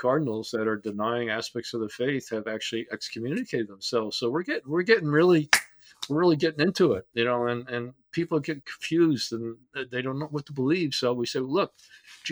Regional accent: Teaneck, New Jersey, United States; growing up in Teaneck, New Jersey

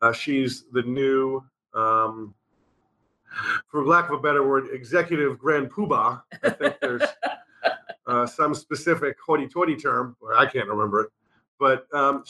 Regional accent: New York, United States; accent: New York; For those who do not know, I'm from New York. My accent is gone now, but when me and him start talking, it comes back real quick.

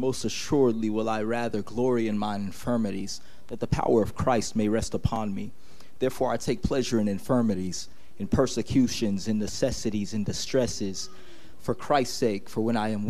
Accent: Jersey City, New Jersey, United States; I'm from Jersey City, New Jersey. I'm 27 years old.

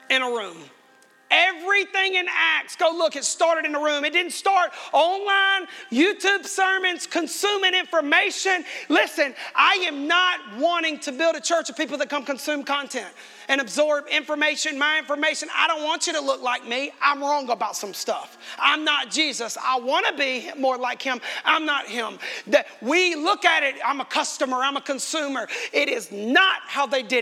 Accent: United States; I am American

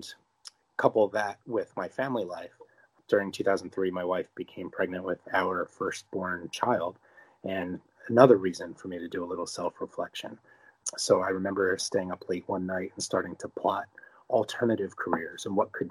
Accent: New Jersey, United States; as a 9-year-old boy growing up in New Jersey

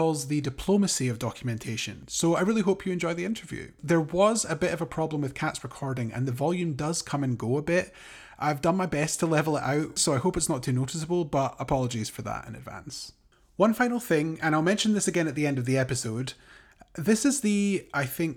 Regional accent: Scotland, United Kingdom; I'm also from the UK, as you can probably tell. I'm from Scotland.

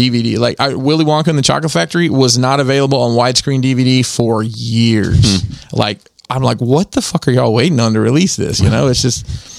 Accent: Alabama, United States; moved away; back home in Alabama.

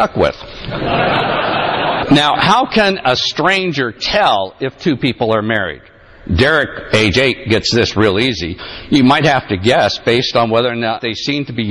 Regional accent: Allentown, Pennsylvania, United States; moved away; I'm a native of Pennsylvania. I was born in Sacred Heart Hospital in Allentown, Pennsylvania

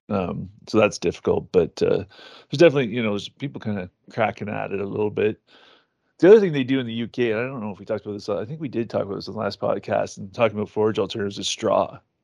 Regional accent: Ontario, Canada; I'm from Ontario

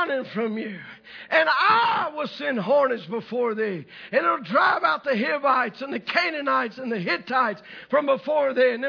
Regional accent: the South, United States; I'm from the South

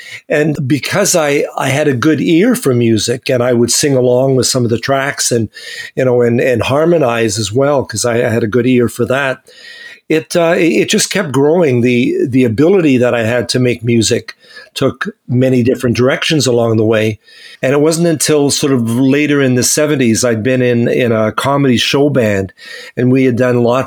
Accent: Winnipeg, Manitoba, Canada; I grew up in Winnipeg, and my parents were very musical

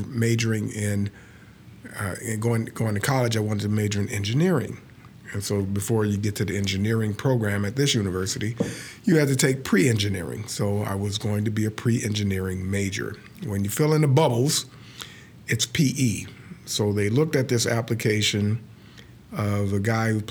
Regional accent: Chicago, Illinois, United States; Born and raised in Chicago.

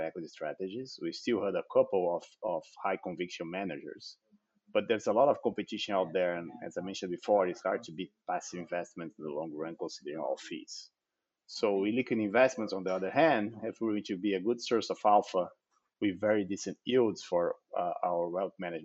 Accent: Brazil; also born or lived in Netherlands; my family moved back to Brazil when I was just 8 months old

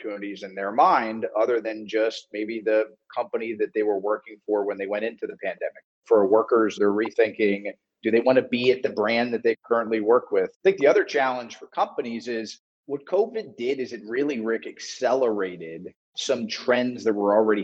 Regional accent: South Florida, United States; I'm from South Florida and I played sports growing up

